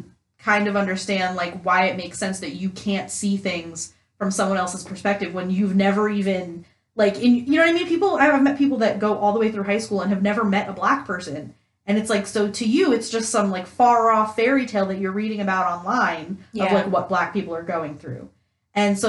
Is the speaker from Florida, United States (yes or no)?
no; New York, United States; moved away as an adult; now in Indiana, United States; I grew up in New York